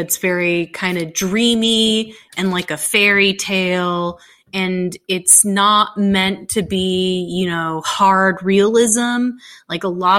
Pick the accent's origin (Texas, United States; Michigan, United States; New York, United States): Texas, United States; I'm a Texan